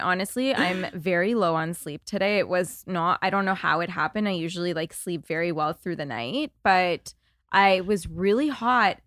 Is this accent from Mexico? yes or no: no; Toronto, Ontario, Canada; now in Los Angeles, United States; I'm from Toronto